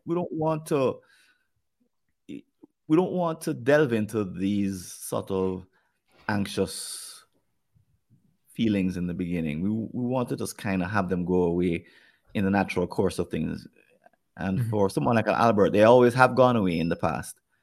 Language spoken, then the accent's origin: English; Jamaica; accent: Jamaican; my Jamaican accent